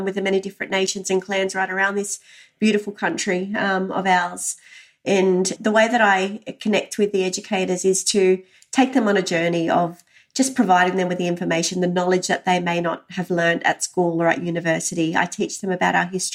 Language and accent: English; Sydney, New South Wales, Australia; also born or lived in Walgett, New South Wales; I was born and raised on Gadigal country